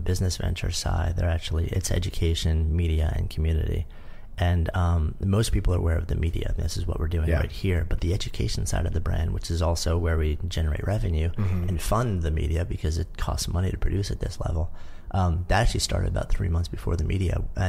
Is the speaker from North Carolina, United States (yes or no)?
no; New York, United States; I was a longtime New Yorker. I grew up just outside of New York. I've been in the city since '89.